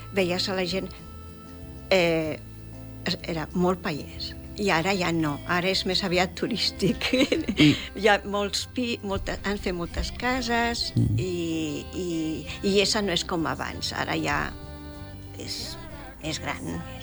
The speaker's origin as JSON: {"language": "Catalan", "town": "Gessa", "region": "Catalonia", "country": "Spain", "tie": "born or raised there", "also_born_or_lived": "Montgarri", "said": "Iessa, que és el meu poble de que he viscut tota la vida, eh, pràcticament"}